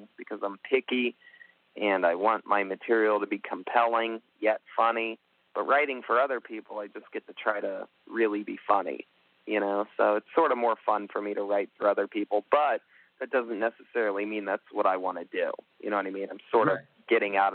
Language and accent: English; Youngstown, Ohio, United States; now in Los Angeles, United States; I'm originally from Youngstown, Ohio